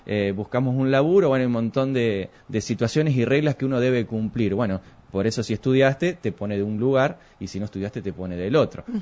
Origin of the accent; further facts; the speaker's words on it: Argentina; como buen argentino que somos